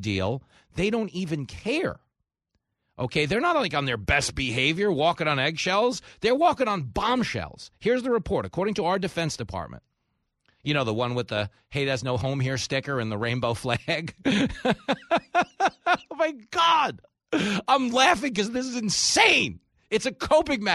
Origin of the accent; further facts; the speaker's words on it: Levittown, New York, United States; where I grew up in Levittown